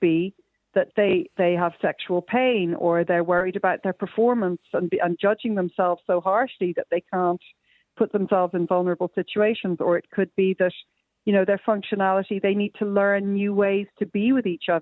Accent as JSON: {"language": "English", "country": "Ireland", "said": "we're Irish"}